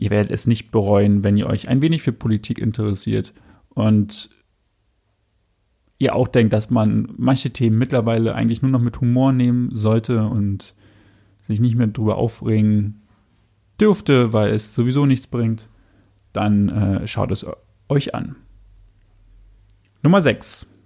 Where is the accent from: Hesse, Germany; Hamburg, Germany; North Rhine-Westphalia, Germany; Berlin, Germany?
Berlin, Germany; Köpenick; Ich bin in Köpenick aufgewachsen.